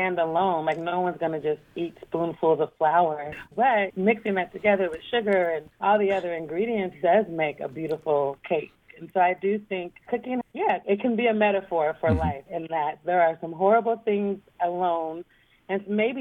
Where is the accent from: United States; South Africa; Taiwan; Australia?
United States; Portland, Oregon; moved away as an adult; now in New York, United States; talk to people in my hometown